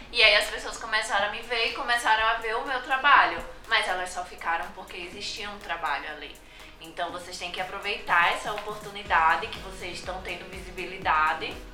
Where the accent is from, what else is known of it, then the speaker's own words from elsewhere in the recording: Northeast Region, Brazil; eu vim do Nordeste de família pobre